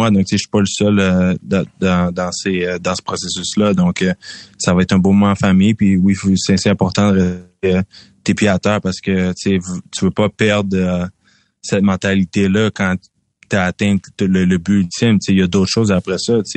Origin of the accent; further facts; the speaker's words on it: Quebec, Canada; moi je suis toujours content de parler de dire à tout le monde que je viens du Québec, je suis toujours fier de représenter notre province.